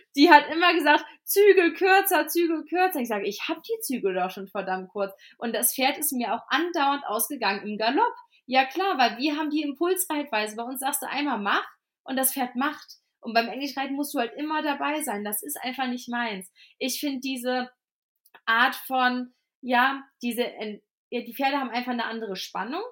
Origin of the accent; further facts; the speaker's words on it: Cologne, North Rhine-Westphalia, Germany; also born or lived in Fulda; now in Fladungen, Germany; ich komme ja ursprünglich aus Köln